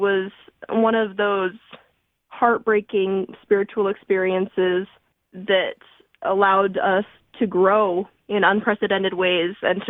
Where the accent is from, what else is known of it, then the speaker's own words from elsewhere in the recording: Moapa Valley, Nevada, United States; moved away as an adult; now in Provo, United States; I grew up outside of Vegas in a small town called Moapa Valley